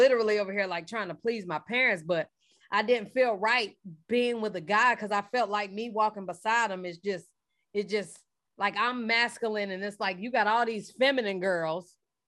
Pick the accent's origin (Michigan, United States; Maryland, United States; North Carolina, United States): North Carolina, United States; Charlotte; now in Atlanta, United States; I'm from Charlotte.